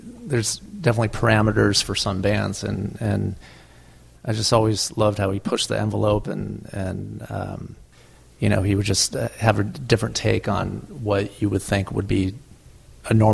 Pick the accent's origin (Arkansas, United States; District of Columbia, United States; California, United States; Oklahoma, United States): California, United States; Long Beach; I'm from Long Beach